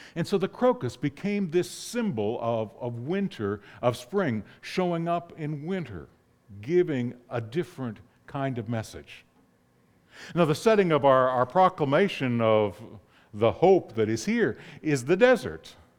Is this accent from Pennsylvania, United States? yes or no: yes; north of Pittsburgh, Pennsylvania, United States; moved away; I grew up in the Northeast, and the area north of Pittsburgh